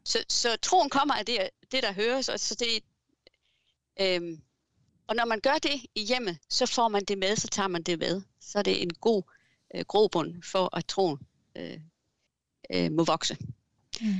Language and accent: Danish; Southern Jutland, Denmark; now in Fredericia, Denmark; Jeg er sønderjyde